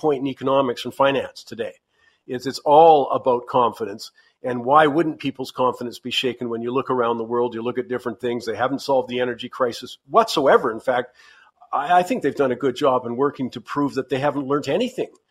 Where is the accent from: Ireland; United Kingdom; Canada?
Canada; being a Canadian